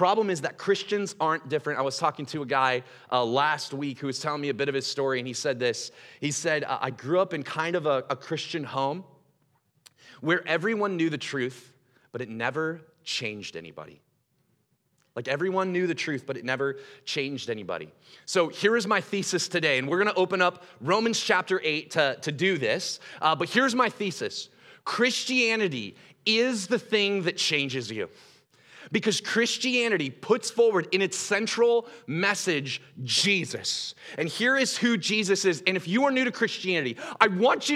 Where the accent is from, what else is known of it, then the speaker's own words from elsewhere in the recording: Gresham, Oregon, United States; I'm from Gresham